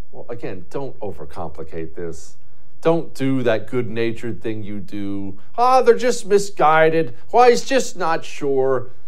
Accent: Montana, United States; I grew up in Montana

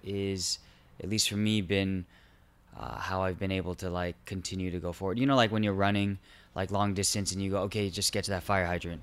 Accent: Irvine, California, United States; also born or lived in Garden Grove / Chula Vista; I was born in Garden Grove. Um, grew up mostly in Irvine, two years in Chula Vista

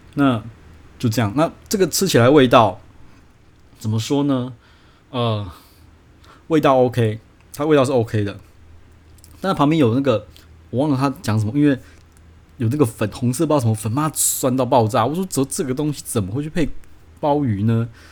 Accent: Taiwan; 我这个台湾人

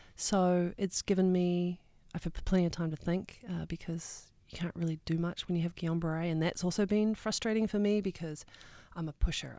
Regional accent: New Zealand; moved away; as a kid growing up in New Zealand

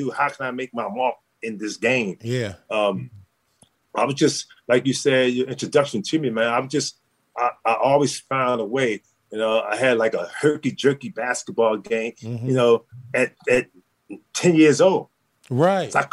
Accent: Baltimore, Maryland, United States; we didn't have too many baseball fields in Baltimore where I could play baseball.

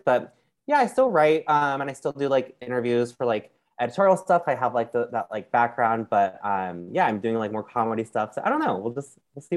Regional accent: Anaheim, California, United States; now in New York, United States; i like grew up in like um Anaheim area

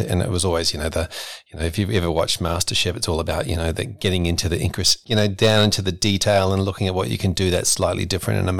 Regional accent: New Zealand; accent: New Zealand; I was I was actually born and brought up in New Zealand, and so sometimes you'll hear that through as a funny little accent that uh, tends to come through every now and then in a, in a, word.

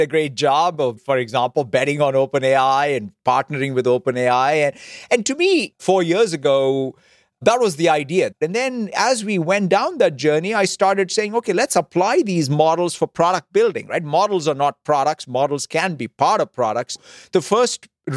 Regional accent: Hyderabad, Telangana, India; as a kid growing up in Hyderabad, India

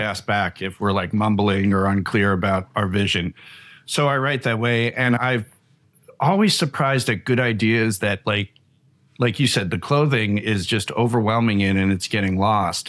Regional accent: Long Island, New York, United States; I grew up in Long Island, New York

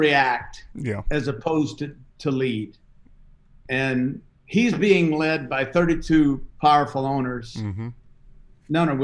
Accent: the South, United States; I'm from the South.

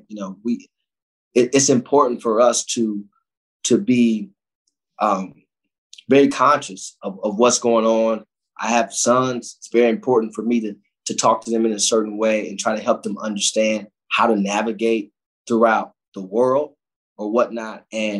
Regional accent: Cleveland, Ohio, United States; but when you come from those places, inner city Cleveland, like I come from the Glenville community, you wake up with a pain.

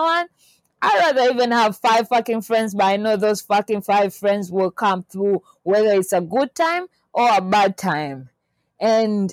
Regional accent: Tanzania; I'm from Tanzania

